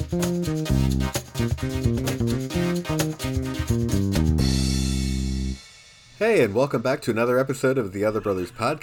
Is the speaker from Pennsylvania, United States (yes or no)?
no; Orlando, Florida, United States; I'm from Orlando